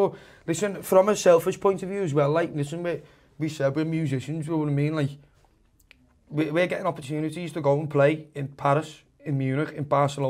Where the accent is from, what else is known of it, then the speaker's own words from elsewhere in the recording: Liverpool, North West England, United Kingdom; Being a Scouser